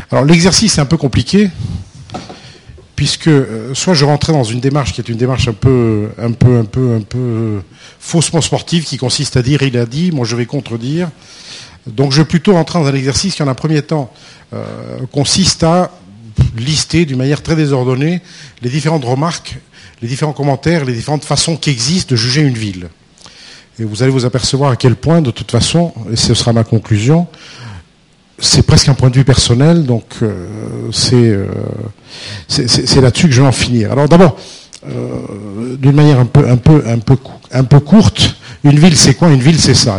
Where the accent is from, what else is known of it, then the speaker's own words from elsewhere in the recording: France; nous, les Français